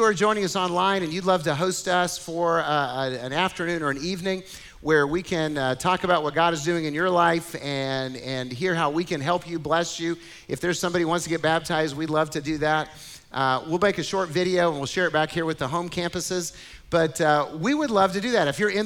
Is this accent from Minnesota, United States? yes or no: no; Kentucky, United States; moved away; I was born in Kentucky. And so I grew up kind of in the South Midwest